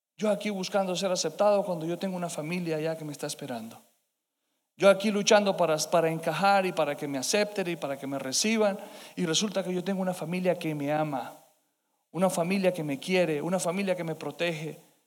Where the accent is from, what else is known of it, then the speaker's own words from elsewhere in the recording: Colombia; como hispanos, como colombianos